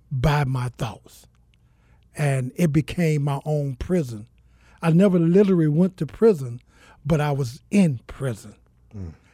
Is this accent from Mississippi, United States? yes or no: yes; Mississippi, United States; also born or lived in Georgia; now in Phoenix, United States; Uh, I'm originally from Mississippi, uh, by the way, of Georgia. Uh, I've been here in the city of Phoenix for about a year.